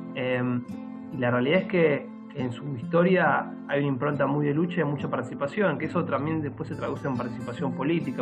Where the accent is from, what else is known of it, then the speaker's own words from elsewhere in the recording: Argentina; also born or lived in Buenos Aires; tengo el honor y el orgullo de ser parte de, la clase trabajadora argentina